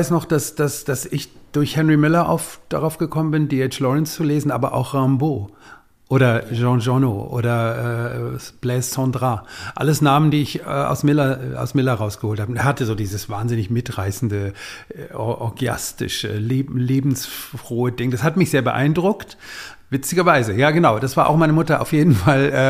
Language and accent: German; Hamburg, Germany; Also ich ging auch als heteronormierter äh, Schuljunge äh, immer äh, in Hamburg in, in schwulen Buchläden